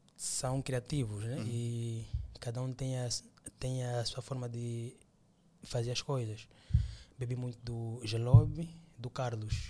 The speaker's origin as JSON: {"language": "Portuguese", "town": "Luanda", "region": "Luanda Province", "country": "Angola", "also_born_or_lived": "Benguela", "said": "É, já sou de Luanda, né? uhum. né? Claro. Voltei para Luanda"}